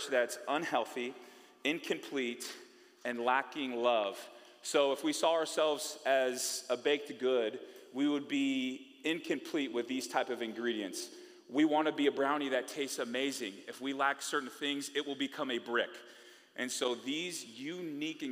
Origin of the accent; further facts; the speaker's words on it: Bay Area, California, United States; I'm from the Bay Area, California